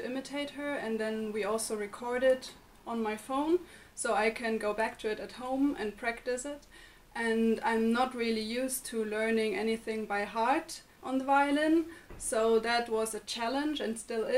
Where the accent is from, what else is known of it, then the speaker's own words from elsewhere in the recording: Germany; moved away as an adult; now in Limerick, Ireland; from Germany